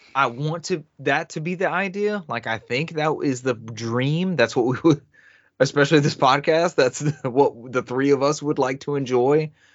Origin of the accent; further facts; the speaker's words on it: the South, United States; growing up in the South like I have